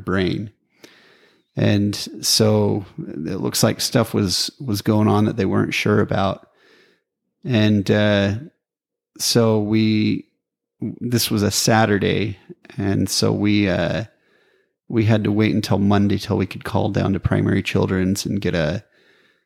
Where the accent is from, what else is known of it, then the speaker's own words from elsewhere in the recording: Preston, Idaho, United States; I grew up in Preston, and now we're both in each other's hometowns.